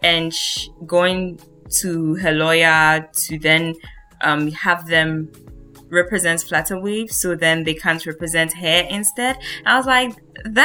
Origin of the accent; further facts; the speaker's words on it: Ghana; now in Europe; as a Ghanaian who naturalized and lives in Europe now